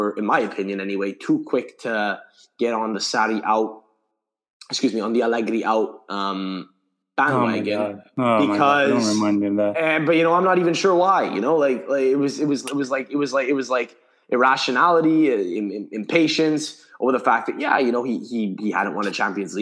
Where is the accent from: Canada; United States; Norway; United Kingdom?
Canada; Montreal, Quebec; I grew up, was born and raised in Montreal, Canada, still live here